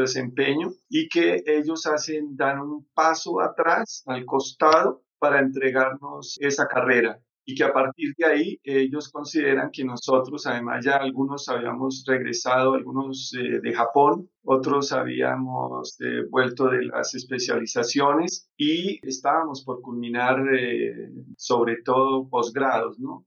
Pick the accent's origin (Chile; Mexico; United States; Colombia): Colombia; moved away as an adult; now in Quito, Ecuador; yo soy colombiano residente en Quito, Ecuador, hace 20 años.